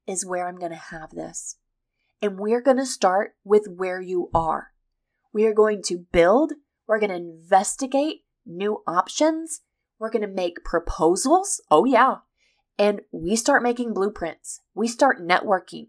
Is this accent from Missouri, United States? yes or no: yes; Missouri, United States; I'm from the Midwest. I'm from Missouri, which is the heartland